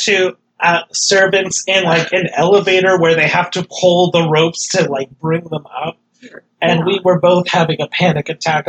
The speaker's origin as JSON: {"language": "English", "country": "United States", "said": "I guess it's just being an American thing."}